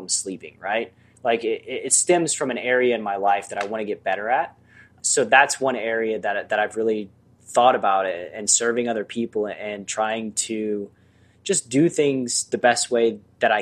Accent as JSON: {"language": "English", "area": "Bible Belt", "region": "Southeastern United States", "country": "United States", "tie": "born or raised there", "moved": "yes", "lives_now": "Los Angeles, United States", "said": "I grew up in the Bible Belt, right? In the southeastern United States"}